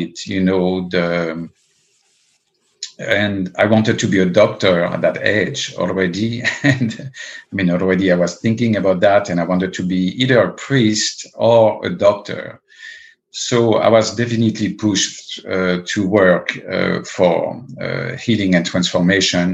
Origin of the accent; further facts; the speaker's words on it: Paris, Île-de-France, France; also born or lived in the Alps; I was originally born and raised in Paris